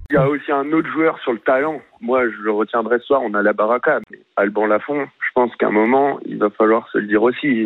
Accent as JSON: {"language": "French", "town": "Nantes", "region": "Pays de la Loire", "country": "France", "said": "moi je suis nantais"}